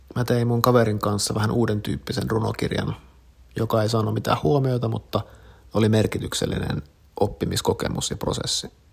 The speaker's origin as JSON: {"language": "Finnish", "town": "Kuopio", "region": "North Savo", "country": "Finland", "tie": "born or raised there", "said": "22V. Oon kasvanut Kuopiossa, omakotitalossa"}